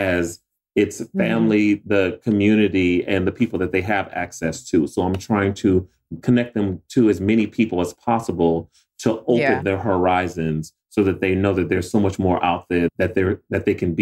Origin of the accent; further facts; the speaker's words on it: Joliet, Illinois, United States; moved away as an adult; when I grew up in Joliet, Illinois